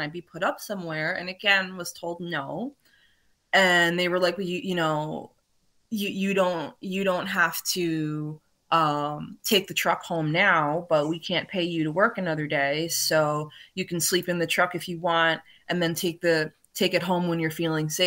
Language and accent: English; New York City, New York, United States; moved away as an adult; now in New Jersey, United States; I'm from New York, I'm from Brooklyn